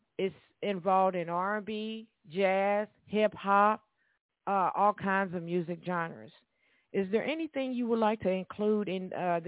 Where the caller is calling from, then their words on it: Evansville, Indiana, United States; I'm calling from Evansville, Indiana